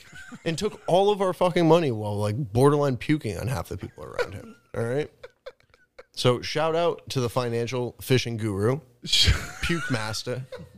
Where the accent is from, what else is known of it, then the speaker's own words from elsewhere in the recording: New England, United States; I don't have that growing up in New England.